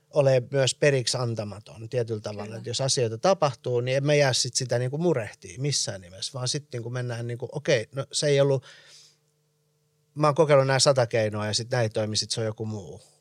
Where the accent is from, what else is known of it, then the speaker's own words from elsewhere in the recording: Iran; moved away; also born or lived in United States; millaiset jäljet on jättänyt se, että että mä oon muuttanut Iranista – ja sitten taas, niin, ja sit taas Jenkeistä